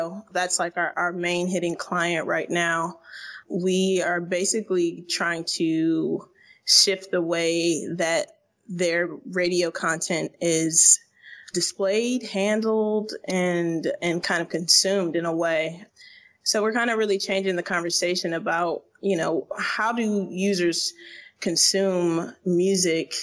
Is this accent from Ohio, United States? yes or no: yes; Toledo, Ohio, United States; moved away as an adult; now in Berlin, Germany; Originally from Toledo, Ohio